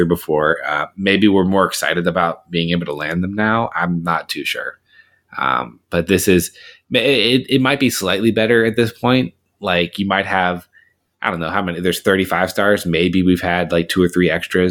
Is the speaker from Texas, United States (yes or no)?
no; Alabama, United States; I'm from Alabama